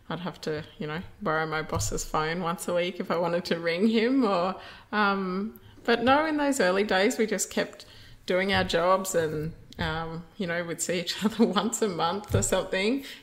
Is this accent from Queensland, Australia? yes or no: yes; central Queensland, Australia; moved away as an adult; also born or lived in Taroom / Springsure; grew up in central Queensland. Um, Mum and dad had a property at Taroom when we were smaller kids, and then we moved back to mum's family town of Springsure. Um, so I grew up in the Central Highlands